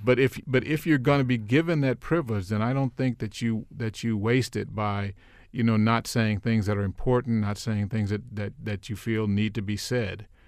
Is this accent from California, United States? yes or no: yes; Los Angeles, California, United States; moved away as an adult; also born or lived in Miami; now in Maryland, United States; I grew up in L A, I grew up in South L